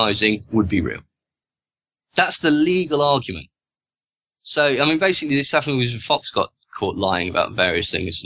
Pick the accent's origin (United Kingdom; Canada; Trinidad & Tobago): United Kingdom; accent: British; my British accent